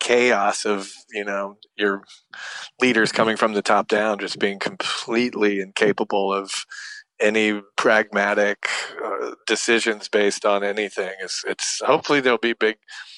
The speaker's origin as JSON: {"language": "English", "town": "Atlanta", "region": "Georgia", "country": "United States", "tie": "born or raised there", "said": "where I grew up in Atlanta"}